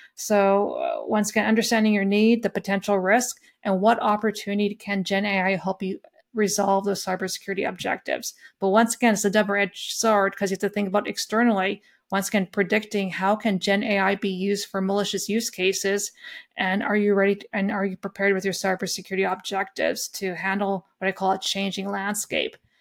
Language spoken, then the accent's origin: English; Lethbridge, Alberta, Canada; I grew up in a small farm town just by Lethbridge, Alberta